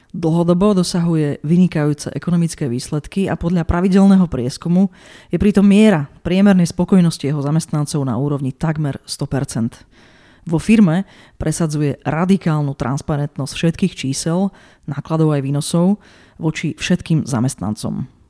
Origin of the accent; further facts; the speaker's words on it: Košice, Košice Region, Slovakia; Ja som Košičan